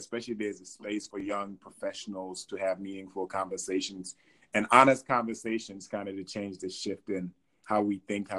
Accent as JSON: {"language": "English", "country": "Gambia", "tie": "born or raised there", "also_born_or_lived": "New York / Belgium", "moved": "yes", "lives_now": "United States", "said": "I was born in Gambia, West Africa, obviously. Raised in Gambia for the most part, but also raised in New York and had a little bit of stint in Belgium."}